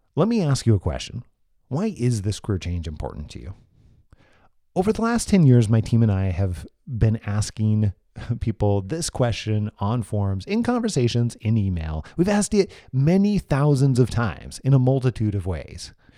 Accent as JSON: {"language": "English", "town": "Moses Lake", "region": "Washington", "country": "United States", "tie": "born or raised there", "said": "my hometown, Moses Lake, Washington, where my family and I currently live"}